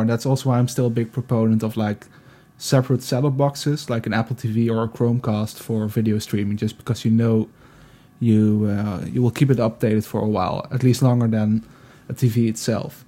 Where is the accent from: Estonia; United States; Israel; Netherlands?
Netherlands; also born or lived in Eindhoven; I'm from the Netherlands. I live in Eindhoven